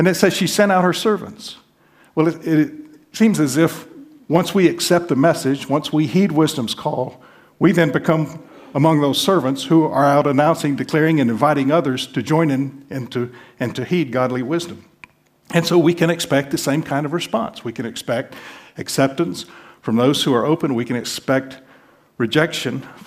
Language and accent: English; the South, United States; I'm from the South